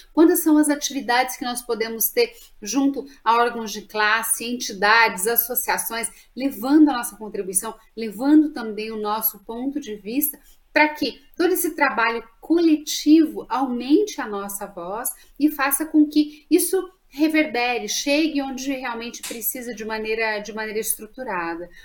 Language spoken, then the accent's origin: Portuguese; Minas Gerais, Brazil; accent: mineiro; de Minas para me homenagear, eu não nego meu sotaque aí a minha origem